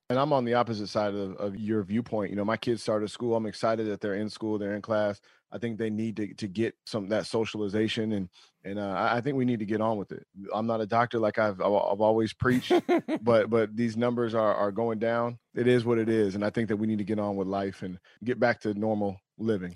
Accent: Sacramento, California, United States; where I was born in Sacramento

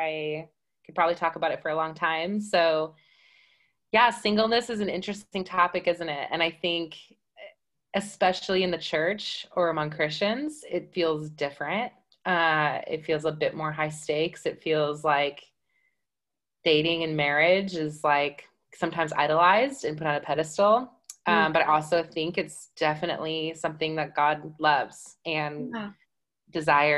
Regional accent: Wisconsin, United States; also born or lived in Ohio; now in Reading; I'm originally from Wisconsin, but moved here from Ohio. So I'm a Midwest girl at heart.

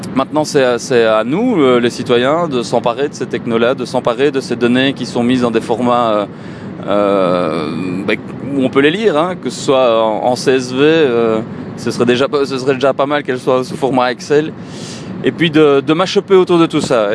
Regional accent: Belgium; chez nous en Belgique

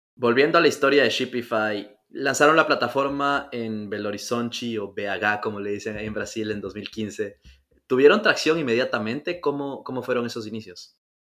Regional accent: Ecuador; los que somos de Ecuador

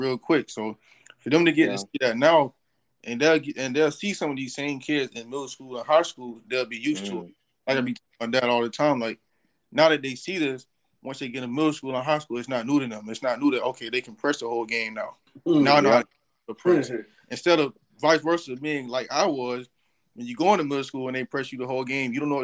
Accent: Barnesville, Georgia, United States; growing up in Barnesville, we played Pike County

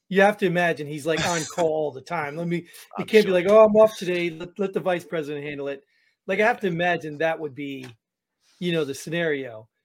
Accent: New Jersey, United States; I grew up in New Jersey

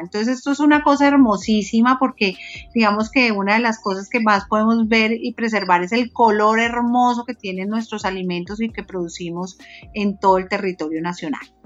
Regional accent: Colombia; como colombianos

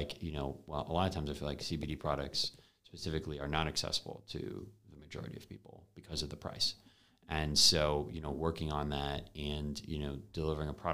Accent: Binghamton, New York, United States; I actually went back to my hometown, to Binghamton University

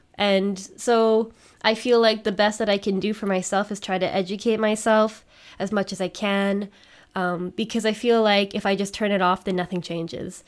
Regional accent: Canada; now in Germany; I'm Canadian

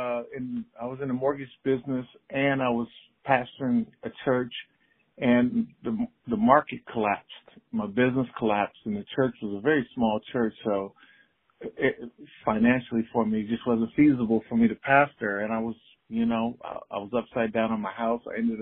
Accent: Inglewood, California, United States; moved away as an adult; now in Portland, United States; Yeah, I'm from Inglewood, South Central LA. I am a child of that city, and that's where my upbringing and roots are.

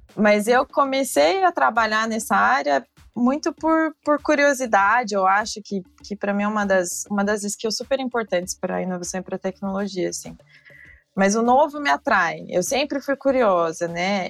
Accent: Brazil; como brasileiros

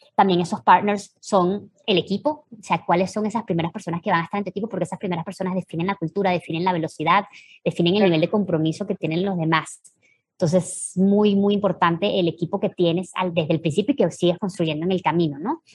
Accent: Venezuela; moved away; nosotros tres venimos de Venezuela

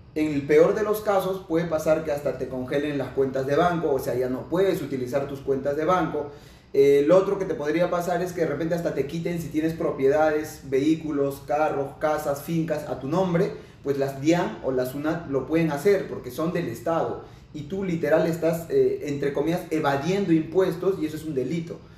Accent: Lima, Peru; Yo soy de Lima, Perú

